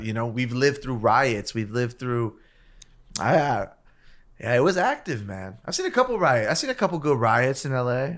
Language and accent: English; Los Angeles, California, United States; also born or lived in South Gate / Downey; we grew up in East Los Angeles